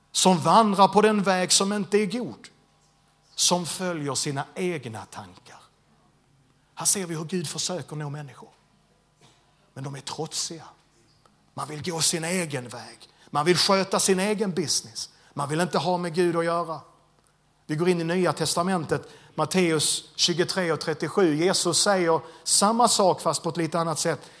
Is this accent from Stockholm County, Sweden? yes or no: no; Landskrona, Skåne, Sweden; jag är född och uppvuxen i Landskrona